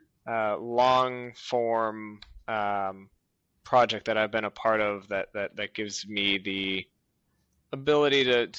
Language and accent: English; United States; accent: normal American; just a filthy American with my good old normal American accent